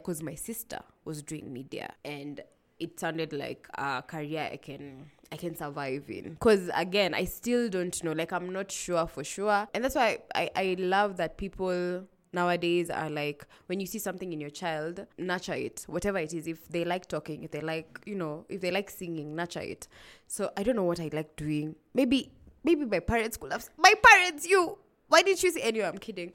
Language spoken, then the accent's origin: English; Nairobi, Kenya; also born or lived in Kilifi County; I grew up in Nairobi